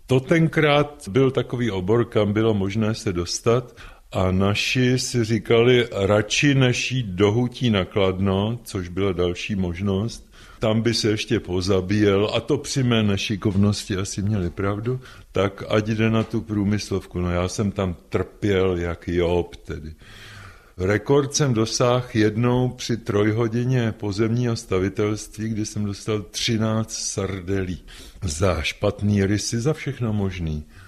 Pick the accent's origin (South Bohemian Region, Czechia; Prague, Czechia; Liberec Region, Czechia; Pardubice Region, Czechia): Prague, Czechia; když jsme chodili z Vinohrad, z Jiřího náměstí na náměstí Míru